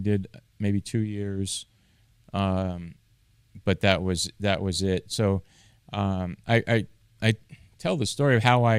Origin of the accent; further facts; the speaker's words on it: Bath, Maine, United States; also born or lived in Salem; Yeah, so I was born in Salem. I was about 3 years old, I guess, when we moved to Maine. So I really consider myself a Mainer. Grew up a little bit in a town called Bath, Maine, a little further north of Portland